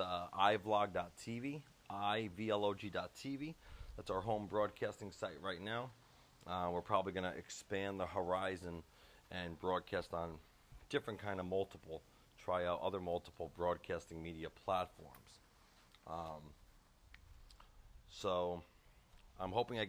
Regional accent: Long Island, New York, United States; now in Florida, United States; I am out of Florida, originally born and raised in New York, Long Island, but currently reside in Florida now.

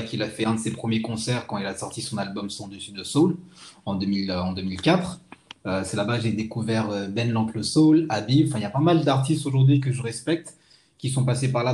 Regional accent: Madagascar; now in France; je suis originaire de Madagascar.

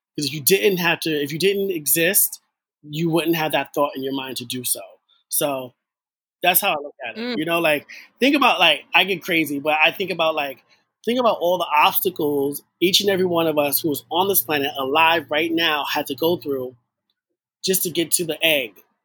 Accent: New York City, New York, United States; I'm from the Bronx

